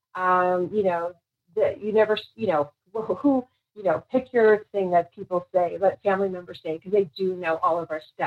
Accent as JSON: {"language": "English", "town": "New York City", "region": "New York", "country": "United States", "tie": "born or raised there", "said": "where I grew up in the Bronx"}